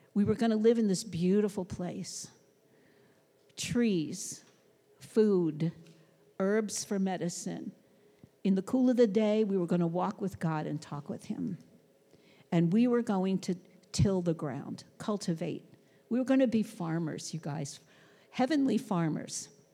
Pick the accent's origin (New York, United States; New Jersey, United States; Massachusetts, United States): New York, United States; New York City; I grew up in Brooklyn